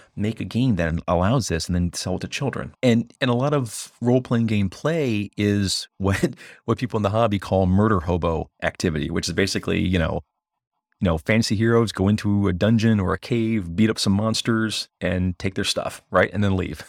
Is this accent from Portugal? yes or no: no; United States; first and foremost as an American